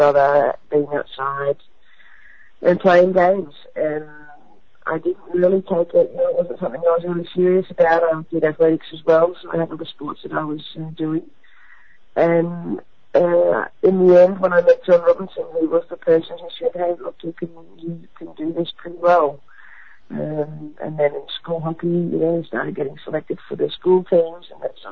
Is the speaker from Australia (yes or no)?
yes; Campbelltown, New South Wales, Australia; moved away as an adult; also born or lived in Wentworthville, New South Wales; now in Netherlands; I was born in Wentworthville, but I grew up in Campbelltown, southwest of Sydney.